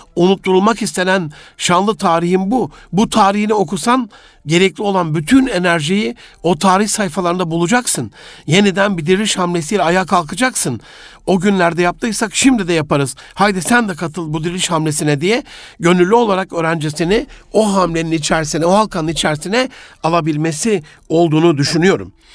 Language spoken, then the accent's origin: Turkish; Gaziantep, Turkey; moved away; memleketim Gaziantep'te